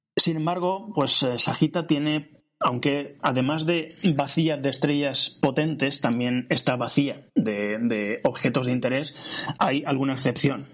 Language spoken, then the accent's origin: Spanish; Valencia, Valencian Community, Spain; soy de Valencia